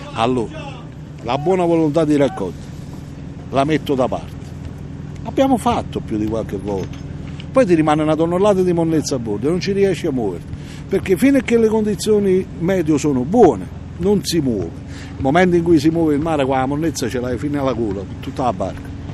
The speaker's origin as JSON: {"language": "Italian", "town": "Procida", "region": "Campania", "country": "Italy", "tie": "born or raised there", "moved": "yes", "lives_now": "Fiumicino, Italy", "said": "io sono originario di Procida, Napoli, isola di Procida"}